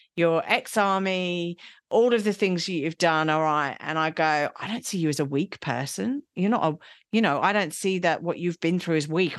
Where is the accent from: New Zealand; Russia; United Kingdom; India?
United Kingdom; England; I'm English